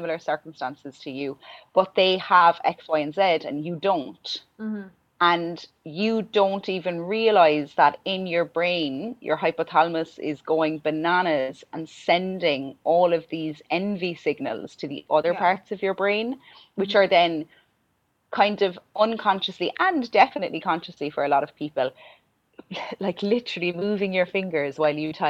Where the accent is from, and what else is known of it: Ireland